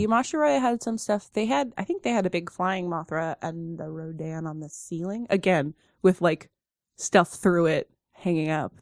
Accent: Oregon, United States; we're from Oregon

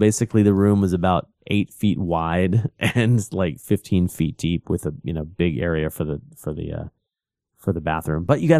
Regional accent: Portland, Oregon, United States; now in Japan; but we're from Portland and I'm a total beer snob, so my favorite beer here is a pale ale

